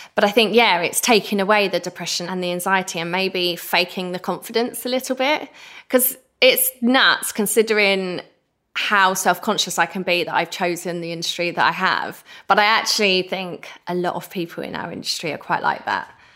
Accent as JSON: {"language": "English", "area": "Essex", "region": "East of England", "country": "United Kingdom", "said": "I'm the girl from Essex"}